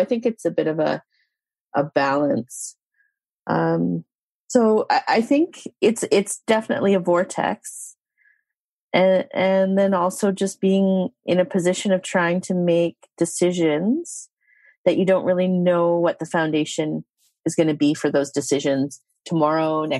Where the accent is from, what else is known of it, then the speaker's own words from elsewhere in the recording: Yukon, Canada; I'm a Tondekwichin citizen. That's my First Nation. I come from the Yukon